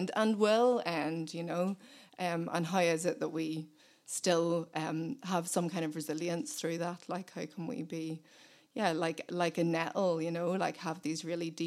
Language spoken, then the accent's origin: English; Belfast, Northern Ireland, United Kingdom; I was born in Belfast, and we moved out to the countryside when I was 8.